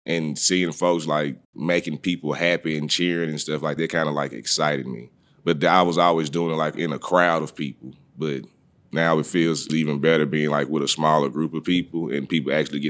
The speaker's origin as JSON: {"language": "English", "town": "Jackson", "region": "Mississippi", "country": "United States", "tie": "born or raised there", "said": "I grew up in Jackson, Mississippi."}